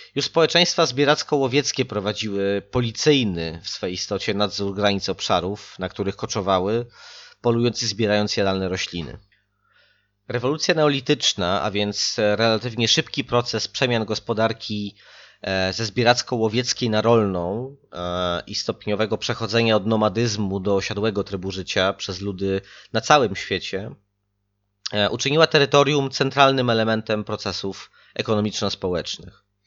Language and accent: Polish; outskirts of Warsaw, Masovian Voivodeship, Poland; Ja sam pochodzę z tego przedpola Warszawy, w sensie nie z Radzymina, ale z takiej wioski jeszcze w obrębie miasta